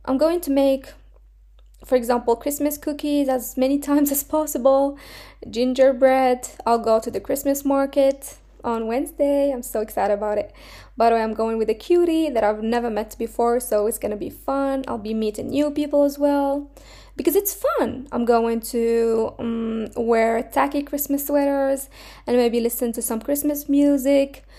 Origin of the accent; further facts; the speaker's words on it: Morocco; now in Finland; I'm coming from Morocco